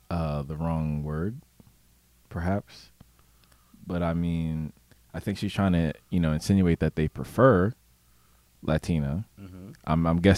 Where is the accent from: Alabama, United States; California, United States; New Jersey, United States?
New Jersey, United States; Trenton; also born or lived in Bucks County, Pennsylvania; So me personally, coming from the Trenton area, but I went to school in Bucks County. So it was all white kids and Jewish kids and whatnot.